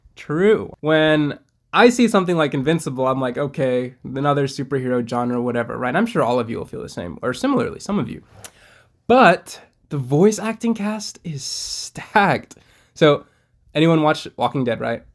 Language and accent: English; Iowa, United States; I was born in Iowa